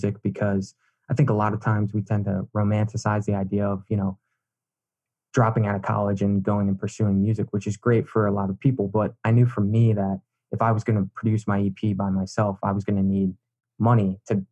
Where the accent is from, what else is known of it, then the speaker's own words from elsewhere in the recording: Pennsylvania, United States; also born or lived in New York City; now in Florida, United States; I'm originally from Pennsylvania